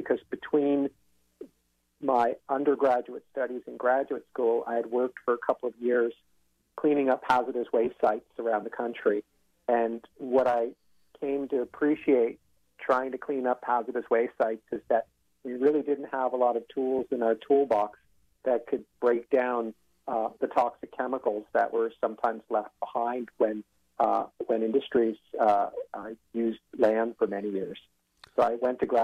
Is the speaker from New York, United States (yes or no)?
yes; outside of New York City, United States; moved away as an adult; also born or lived in Ithaca, New York; now in California, United States; I grew up outside of New York City